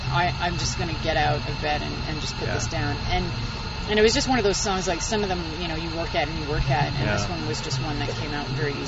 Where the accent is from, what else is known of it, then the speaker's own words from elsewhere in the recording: Winnipeg, Manitoba, Canada; we're from Winnipeg, so we understand mosquitoes